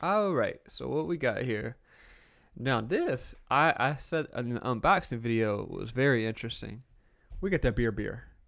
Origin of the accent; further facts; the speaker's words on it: the South, United States; I grew up in the South